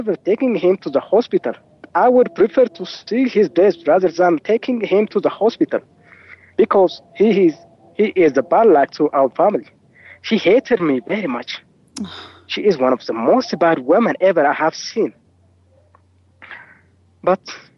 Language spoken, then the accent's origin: English; Wollo, Amhara, Ethiopia; I was born in Wollo. It's a countryside which is found in the northern part of Ethiopia.